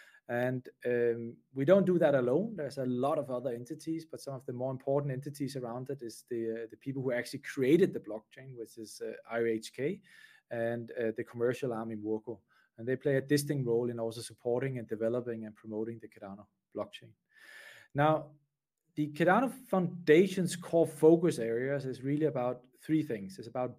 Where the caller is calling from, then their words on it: Switzerland; So basically, I'm calling in from Switzerland today.